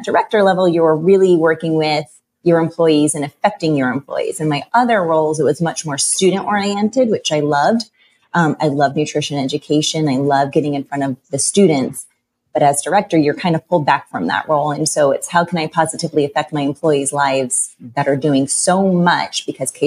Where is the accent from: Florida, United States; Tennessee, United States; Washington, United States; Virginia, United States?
Florida, United States; moved away as an adult; now in South Carolina, United States; I was born and raised in Florida, and but we were on the West Coast